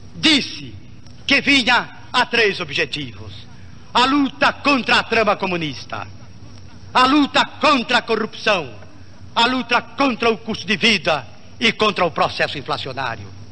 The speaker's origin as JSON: {"language": "Portuguese", "country": "Brazil", "said": "como brasileiro"}